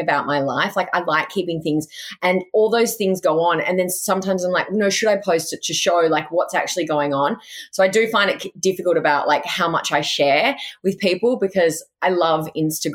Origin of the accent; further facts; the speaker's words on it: Goulburn, New South Wales, Australia; also born or lived in Sydney; I actually grew up in a country town called Goulburn.